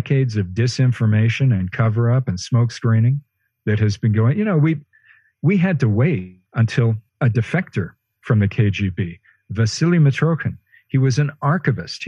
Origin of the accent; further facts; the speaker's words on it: Western Canada, Canada; moved away; I'm speaking to you from Western Canada, my hometown, where I've had to spend the pandemic